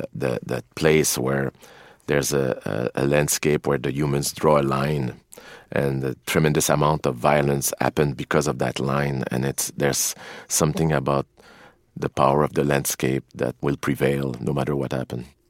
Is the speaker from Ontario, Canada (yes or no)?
no; Quebec, Canada; also born or lived in Montreal; being a Canadian and being raised in the suburb of, uh, United States